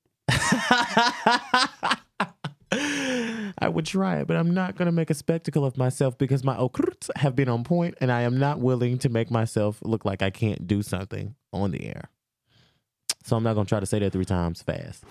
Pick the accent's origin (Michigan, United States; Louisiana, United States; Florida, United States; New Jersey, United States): Louisiana, United States; I am from Louisiana